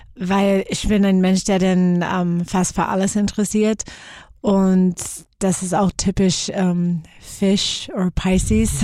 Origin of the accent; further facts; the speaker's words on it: Seattle, Washington, United States; German is a second language; moved away as an adult; also born or lived in Graz; now in Germany; ich bin in Seattle geboren